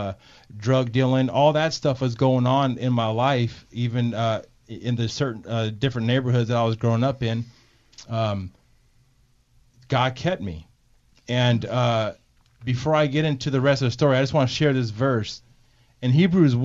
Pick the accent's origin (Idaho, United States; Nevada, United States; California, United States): California, United States; San Pablo; also born or lived in Martinez, California; I am a local boy. I'm from Montalvin Manor, which is in San Pablo, California. I did have it rough growing up